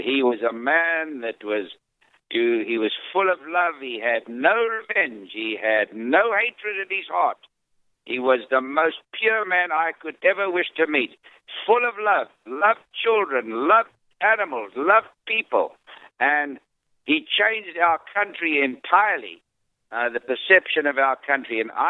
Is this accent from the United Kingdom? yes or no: no; South Africa; me being a South African.